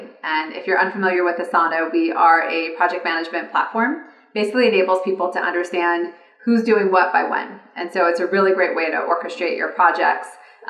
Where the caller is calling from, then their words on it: California, United States; So I am calling today from California.